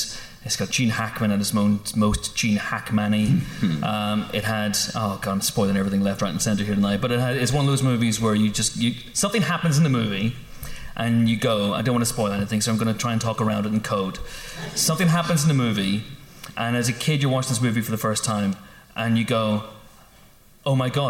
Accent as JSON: {"language": "English", "town": "Baton Rouge", "region": "Louisiana", "country": "United States", "tie": "born or raised there", "said": "On the other hand, The Day After Tomorrow mentions my hometown. So, Baton"}